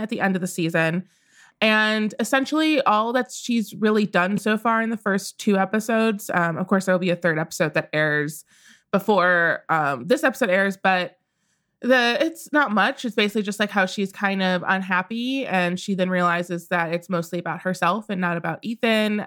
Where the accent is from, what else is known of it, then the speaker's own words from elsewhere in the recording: Midwest, United States; I grew up in the Midwest